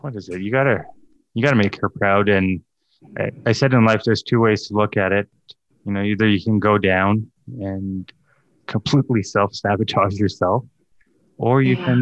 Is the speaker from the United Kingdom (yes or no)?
no; Calgary, Alberta, Canada; also born or lived in East Africa; came to Calgary at 4 months old. So all I know is Calgary. Yeah, Calgary's home